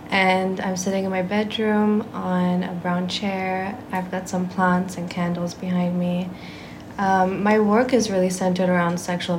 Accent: Singapore; And I am Singaporean, okay. Just to be clear.

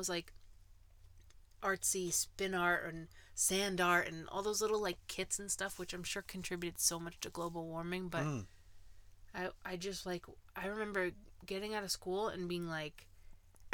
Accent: New York, United States; I come from New York

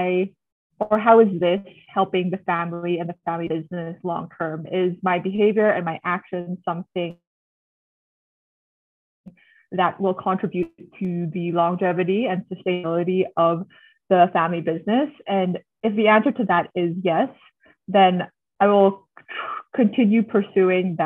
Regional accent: Manila, Metro Manila, Philippines; also born or lived in United States; I was born and raised in Manila to a Filipino-Chinese family

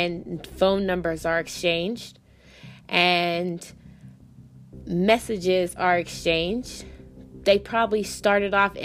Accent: Pittsburgh, Pennsylvania, United States; I'm from Pittsburgh.

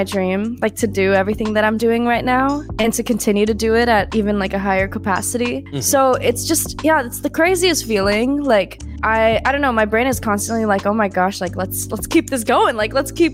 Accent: Bay Area, California, United States; now in Los Angeles, United States; both of us being Asian American and being from the Bay Area

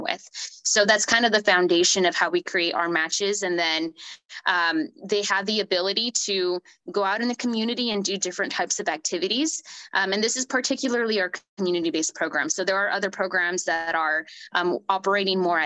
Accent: Sanger, California, United States; I'm originally from Sanger, which possibly no one has ever heard of, unless if you're from the Central Valley

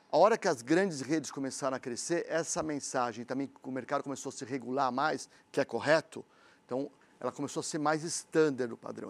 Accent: São Paulo, Brazil; nós somos paulistanos

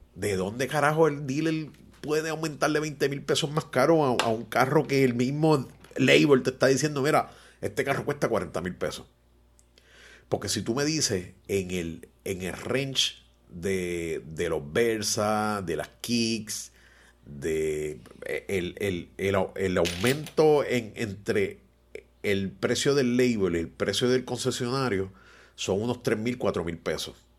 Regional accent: Puerto Rico; como todo boricua inteligente

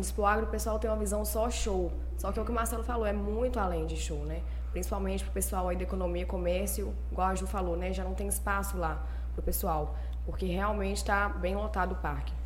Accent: Governador Valadares, Minas Gerais, Brazil; moved away as an adult; now in Goiânia, Brazil; Eu sou nascida aqui em Valadares

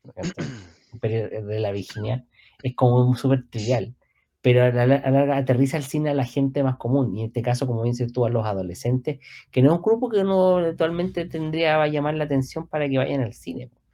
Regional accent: Chile; como soy chileno

